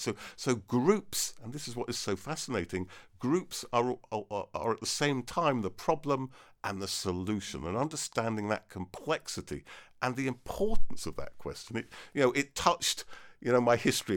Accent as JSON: {"language": "English", "area": "Devon", "region": "South West England", "country": "United Kingdom", "tie": "born or raised there", "also_born_or_lived": "Cambridge", "said": "I was born in Devon"}